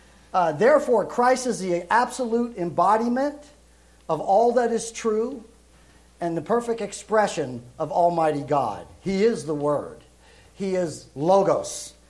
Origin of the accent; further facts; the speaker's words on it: Brooklyn, New York, United States; also born or lived in Europe; that's where I'm originally from Brooklyn. Now I was raised in Europe because my father went into the service, so you don't hear that New York accent with me.